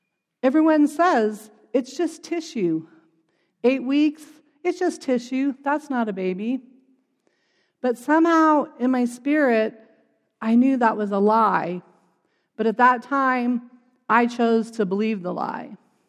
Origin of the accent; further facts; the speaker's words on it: Colorado Springs, Colorado, United States; And like I said, we're from Colorado Springs. It was a beautiful drive up.